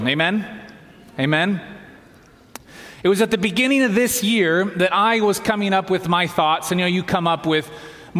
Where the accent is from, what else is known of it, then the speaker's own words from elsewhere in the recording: Southeast, United States; moved away as an adult; now in Walla Walla, United States; I'm from the Southeast, went to school up the road